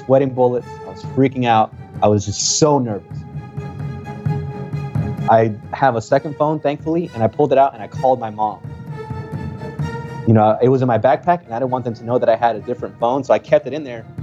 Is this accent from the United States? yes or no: yes; Texas, United States; English is a second language; I'm from Texas